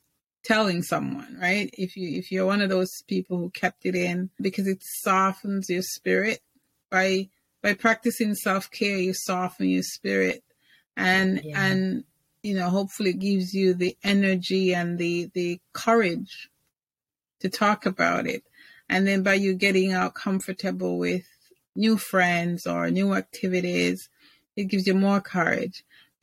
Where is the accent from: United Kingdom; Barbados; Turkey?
United Kingdom; England; I grew up in England, so I'm used to funny guys.